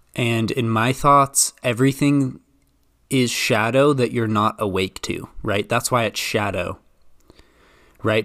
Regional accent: Idaho, United States; I'm from Idaho

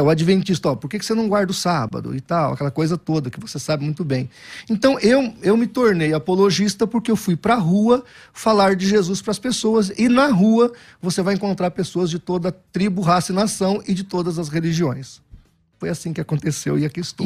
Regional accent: São José do Rio Preto, São Paulo, Brazil; Nascido e criado em São José do Rio Preto. Sou filho da cidade nasci lá.

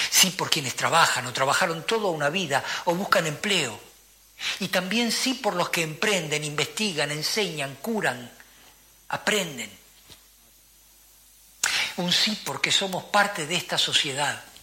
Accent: Uruguay; Yo no soy un gobernante. Soy simplemente un uruguayo. Y como uruguayo siento el dolor y la intranquilidad de la gente.

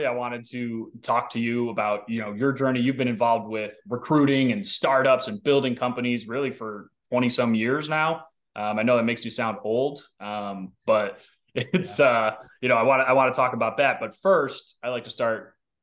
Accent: Midwest, United States; you're a fellow Midwesterner

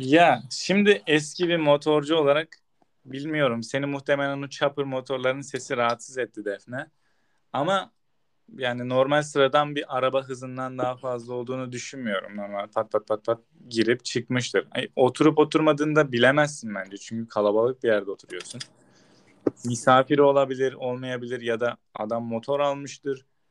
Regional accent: Turkey; biz Türk'üz

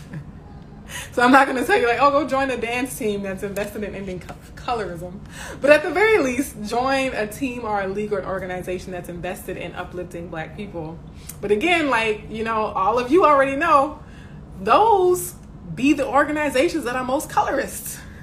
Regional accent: the South, United States; my neighborhoods growing up in the South

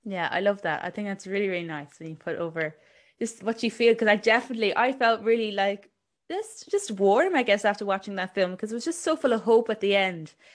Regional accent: Cork, Munster, Ireland; I was born in Cork myself.

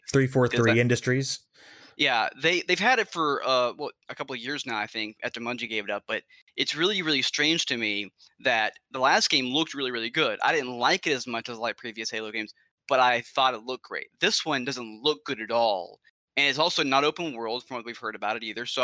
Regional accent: Alabama, United States; I'm from Alabama, I'm from Alabama

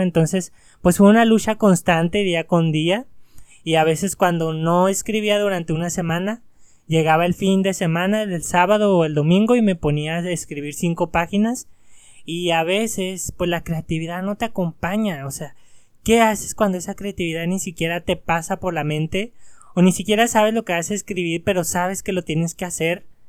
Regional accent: Mexico; sí tenemos mucha cultura como mexicanos.

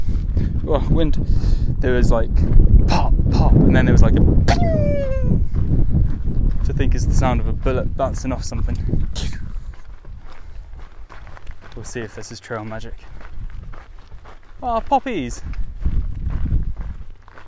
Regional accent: south coast of England, United Kingdom; south coast England

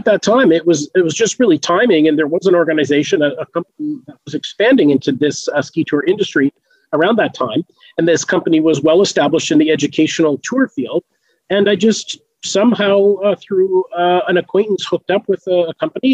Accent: Canada; I grew up in Canada

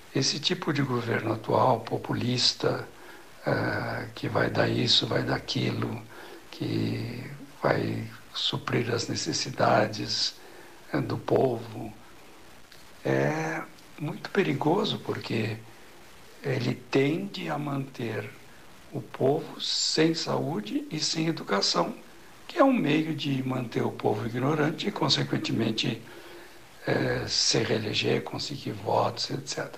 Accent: Brazil; somos brasileiros e que nos orgulhamos de ser brasileiro

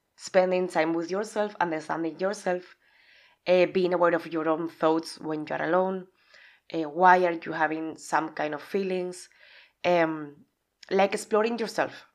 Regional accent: Spain; English is a second language; moved away as an adult; also born or lived in England; now in Budapest, Hungary; Originally, I'm from Spain

